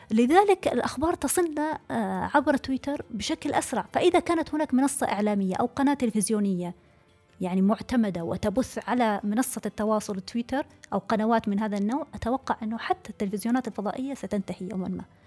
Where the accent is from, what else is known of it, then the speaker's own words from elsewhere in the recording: Saudi Arabia; moved away as an adult; also born or lived in Oman / Kuwait; now in Paris, France; أنا كامرأة سعودية